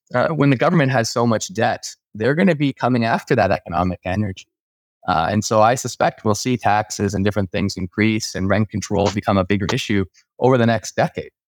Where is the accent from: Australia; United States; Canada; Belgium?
Canada; as a Canadian